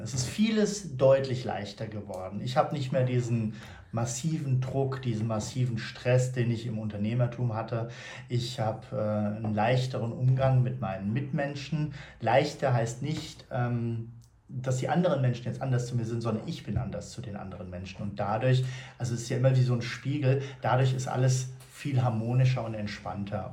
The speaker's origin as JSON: {"language": "German", "town": "Frankfurt", "region": "Hesse", "country": "Germany"}